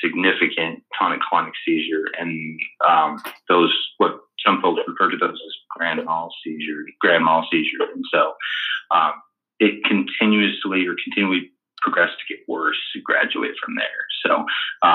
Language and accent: English; Oregon, United States; also born or lived in Texas; I was born in Texas and then grew up in Oregon ever since 89, and then went to the University of Oregon